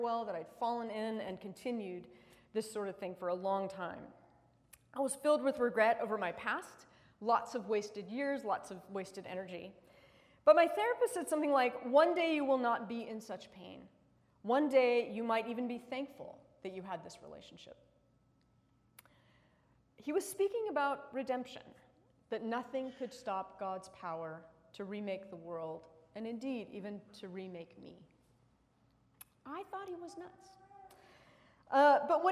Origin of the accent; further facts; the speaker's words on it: United States; as an American